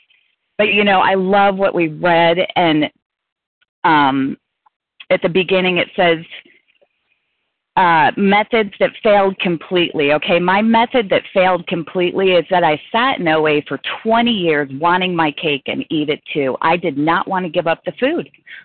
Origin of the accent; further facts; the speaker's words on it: Colorado, United States; now in Chicago, United States; recovered compulsive overeater. I'm from Colorado, presently in Nebraska, on my way home to Chicago.